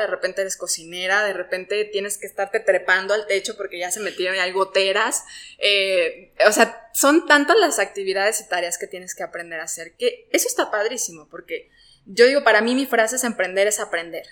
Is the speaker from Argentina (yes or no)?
no; Mexico; somos mexicanos